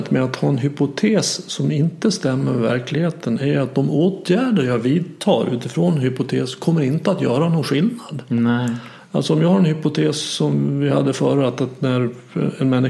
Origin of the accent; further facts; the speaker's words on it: Dalarna County, Sweden; accent: dalmål; Om jag har en hypotes om att jag inte är omtyckt för att jag pratar dalmål.